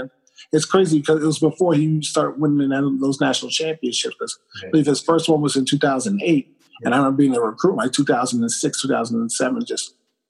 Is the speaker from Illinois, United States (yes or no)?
no; Avenel, New Jersey, United States; growing up in Avenel was one of the best things for me. I grew up in, I believe, in one of the most diverse areas in the state of New Jersey. You get a mixture of everything when you live in Avenel.